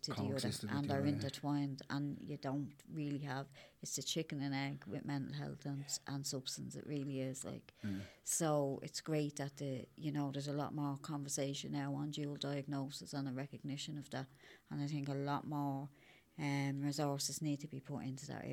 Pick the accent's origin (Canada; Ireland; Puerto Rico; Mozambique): Ireland; Dublin, Leinster; I'm from Ballymun as well